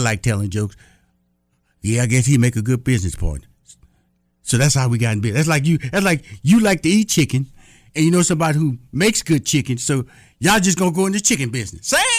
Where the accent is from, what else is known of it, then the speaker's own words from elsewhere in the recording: Texas, United States; You know, I'm from Texas, so they say you can start a business with a handshake.